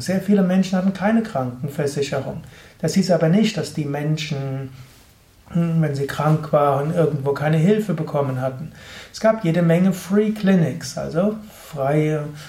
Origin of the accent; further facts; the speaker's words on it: Germany; bei uns in Deutschland